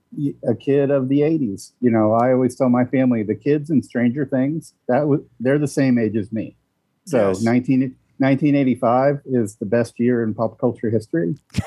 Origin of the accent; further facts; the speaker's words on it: Springfield, Missouri, United States; also born or lived in St. Louis area, Missouri; So I grew up, I was born in the St. Louis area and grew up in Springfield, Missouri, which is tucked down into the Ozarks.